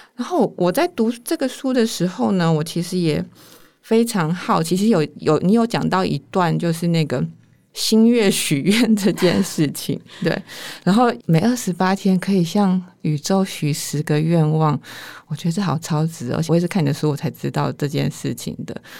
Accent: northern Taiwan, Taiwan; 我是一个从小到大在，在北部长大的人

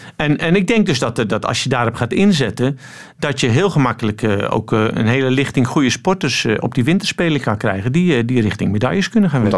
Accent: Netherlands; now in Antwerp, Belgium; je bent geboren in Nederland, dus dat blijf je

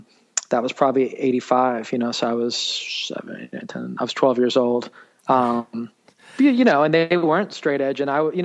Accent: New York City, New York, United States; Yeah, I grew up in New York City. I grew up in downtown in Manhattan.

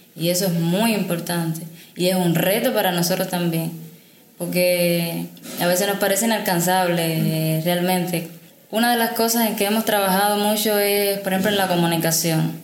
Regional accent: Havana, Cuba; soy de La Habana

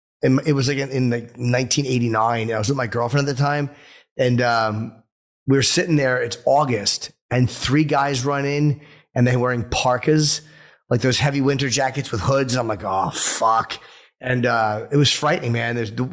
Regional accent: North Brunswick, New Jersey, United States; we said, North Brunswick.

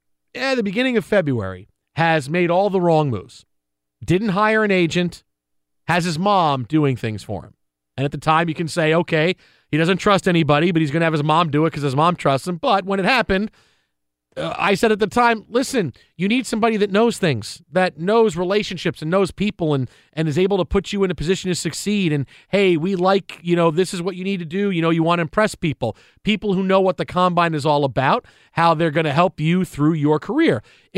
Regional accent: Philadelphia, Pennsylvania, United States; accent: Philadelphia; Because my Pennsylvania accent, my Philadelphia accent, that's exactly how people talk, and they don't believe

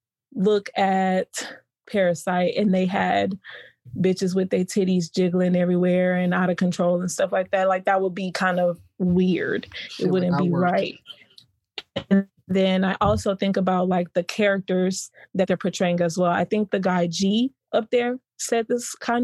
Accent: Houston, Texas, United States; I am from Houston, Texas.

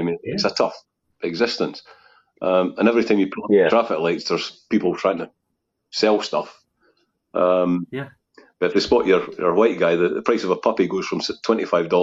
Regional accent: Scotland, United Kingdom; being Scottish

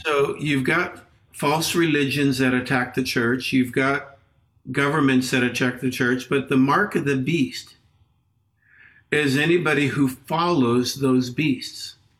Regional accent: Los Angeles, California, United States; moved away as an adult; now in Peru; I grew up in Los Angeles

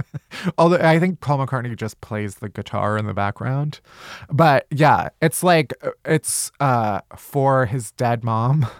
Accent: Chicago, Illinois, United States; I'm also from Chicago. South

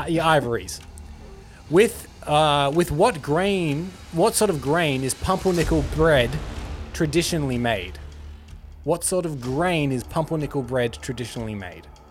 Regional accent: Australia; we're Australian

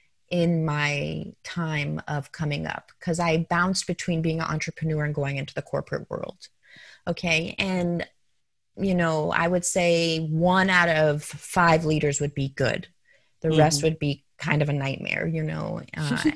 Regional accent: Denver, Colorado, United States; moved away as an adult; also born or lived in New York; I grew up in Denver, Colorado, went to George Washington High School

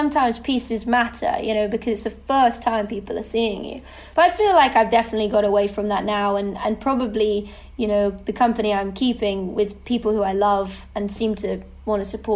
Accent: United Kingdom; being a Brit

